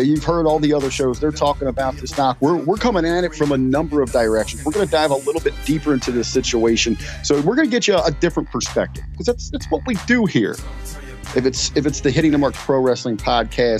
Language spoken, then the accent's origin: English; Cincinnati, Ohio, United States; growing up in Cincinnati, being a Bengals fan